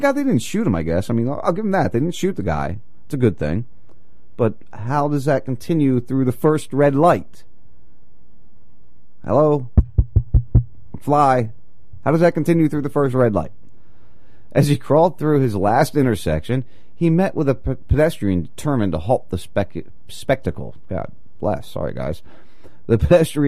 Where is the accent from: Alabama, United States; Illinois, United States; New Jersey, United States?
New Jersey, United States; moved away; I grew up in Jersey, in the area of where I grew up